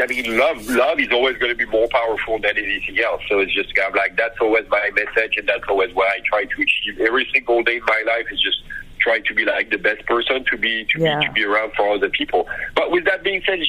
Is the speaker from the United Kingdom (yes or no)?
no; France; moved away; growing up in France